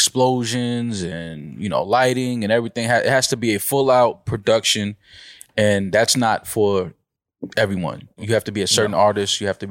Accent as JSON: {"language": "English", "town": "New York City", "region": "New York", "country": "United States", "said": "I'm from the Bronx."}